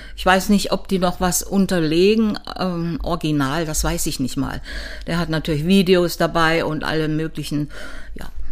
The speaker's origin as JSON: {"language": "German", "town": "Weimar", "region": "Thuringia", "country": "Germany", "tie": "born or raised there", "also_born_or_lived": "Cottbus / Leipzig", "moved": "yes", "lives_now": "Dresden, Germany", "said": "dann bin ich mit nach Weimar gegangen und bin dort eigentlich in die Schule gekommen in Weimar"}